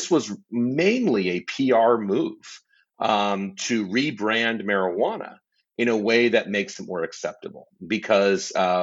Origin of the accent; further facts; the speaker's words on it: Southern California, United States; I grew up in Southern California, not far from Disneyland and Anaheim